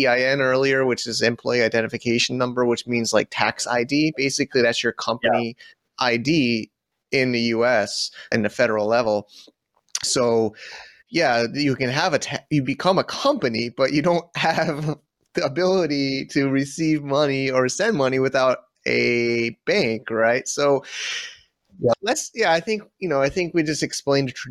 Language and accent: English; United States; as an American